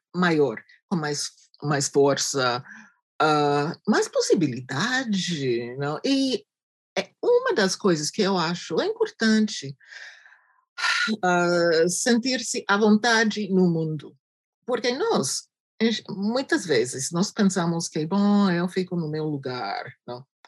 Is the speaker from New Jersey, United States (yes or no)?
yes; New Jersey, United States; Portuguese is a second language; moved away; also born or lived in Cameroon; eu sou de Nova Jersey, eu estou aqui na África Central, eu sou estrangeira.